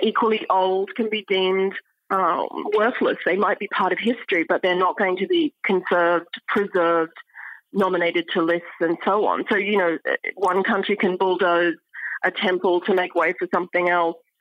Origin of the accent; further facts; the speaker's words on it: Australia; moved away as an adult; also born or lived in Cambridge, United Kingdom / Oxford, United Kingdom / New York, United States; now in Stanford, United States; I'm Australian, and uh, I studied in Australia